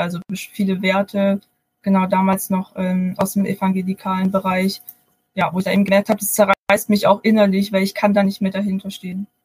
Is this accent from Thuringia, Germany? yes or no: no; Baden-Württemberg, Germany; moved away as an adult; now in Bonn, Germany; Ich bin eigentlich aus Baden-Württemberg, also könnte es sein, dass man das mal durchhört. Ich wohne jetzt aber seit paar Jahren in Bonn